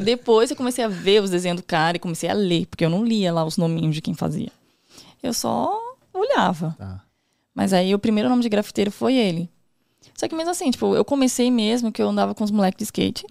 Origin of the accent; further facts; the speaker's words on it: São Paulo, Brazil; also born or lived in Morro Doce, São Paulo; Atualmente eu moro lá no Morro Doce, porque eu morava no Campo Limpo, Zona Sul. Nasci lá, vivi uhum. até os 19 anos